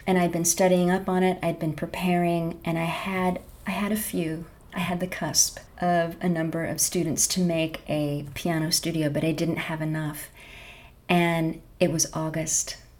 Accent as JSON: {"language": "English", "town": "Bellingham", "region": "Washington", "country": "United States", "tie": "born or raised there", "said": "I grew up in Bellingham, Washington"}